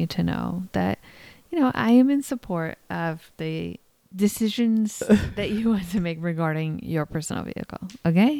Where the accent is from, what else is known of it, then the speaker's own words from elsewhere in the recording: New York, United States; I'm from New York